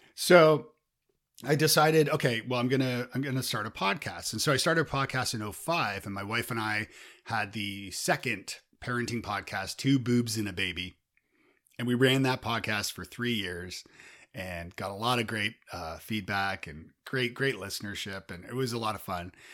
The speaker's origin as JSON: {"language": "English", "town": "Toronto", "region": "Ontario", "country": "Canada", "said": "I'm from Toronto"}